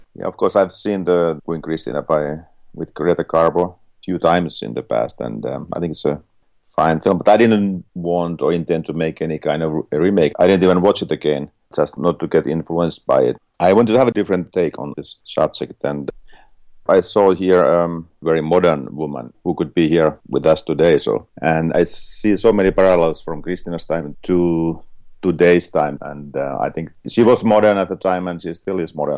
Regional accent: Finland; I'm from Finland

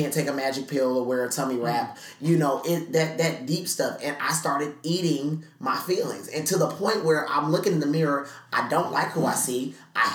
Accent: San Diego, California, United States; now in Atlanta, United States; I am from San Diego, California, and so we speak like this just a little bit. And so, you know, at first when I moved to Atlanta

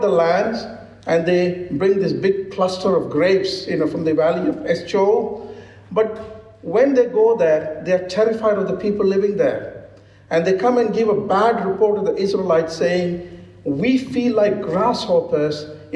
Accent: India; I'm an Indian, a cranky Indian

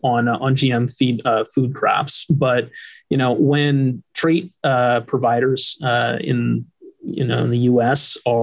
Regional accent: East Coast, United States; I'm from the East Coast. Like I grew up all up and down the East Coast where, you know, it's not a large, you know, traditional row crop, you know, production zone.

